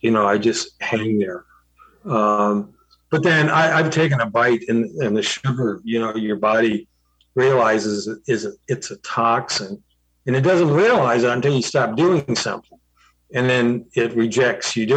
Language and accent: English; Southern California, United States; I grew up in Southern California